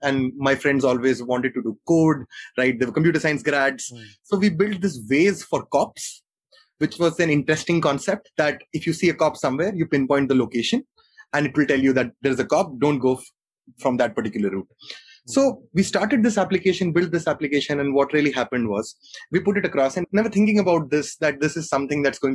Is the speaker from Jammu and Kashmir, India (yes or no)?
yes; Jammu, Jammu and Kashmir, India; born and brought up in Jammu